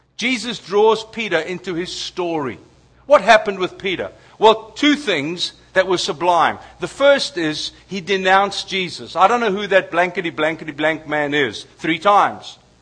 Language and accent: English; South Africa; as a South African